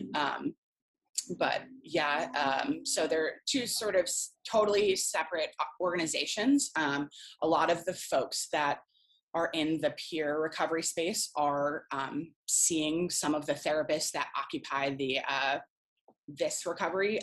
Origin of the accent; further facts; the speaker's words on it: Rhode Island, United States; moved away; I'm originally from Rhode Island